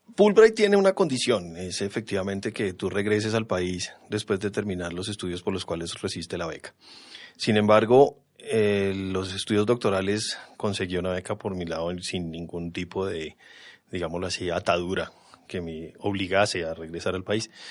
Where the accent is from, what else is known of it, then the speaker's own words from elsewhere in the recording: Bogotá, Colombia; Nací aquí en Bogotá, me crié aquí en Bogotá